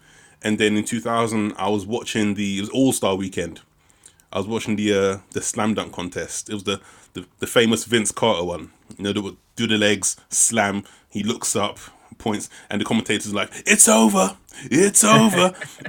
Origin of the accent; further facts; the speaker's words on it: London, United Kingdom; I'm a Londoner.